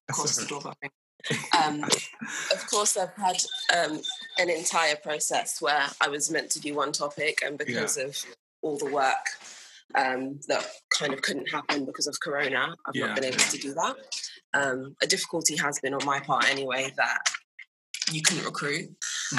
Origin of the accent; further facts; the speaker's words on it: Croydon, London, United Kingdom; also born or lived in Wallington, Surrey; I'm originally from Croydon, South London